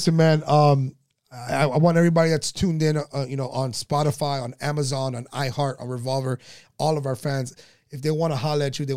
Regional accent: New York, United States; I was born in New York too

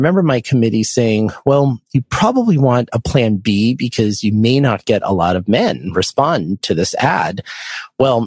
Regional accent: Boston, Massachusetts, United States; I'm from the Boston area

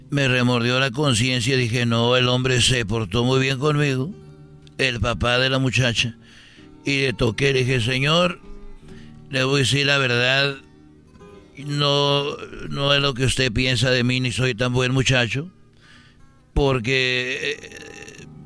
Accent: Tegaditlán, Jalisco, Mexico; cuando fue la fiesta de allá donde yo soy, de Tegaditlán, Jalisco. Ahí yo nací, tenía 21 años.

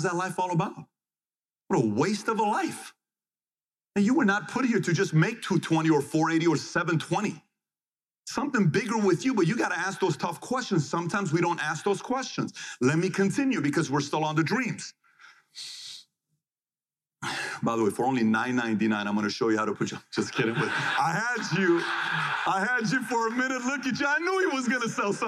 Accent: Iran; When I was born in Iran

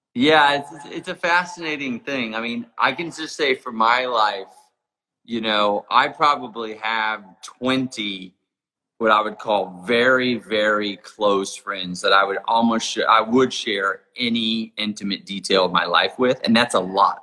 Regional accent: Jackson Hole, Wyoming, United States; my hometown of Jackson Hole, Wyoming

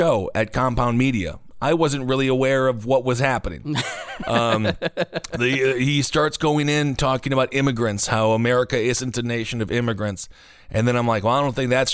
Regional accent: Wisconsin, United States; This is my home state

